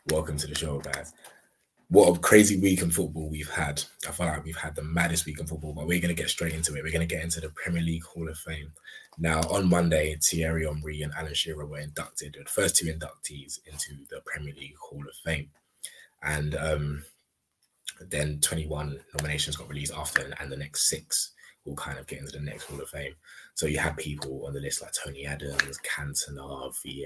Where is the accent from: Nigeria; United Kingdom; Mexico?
Nigeria; as a Nigerian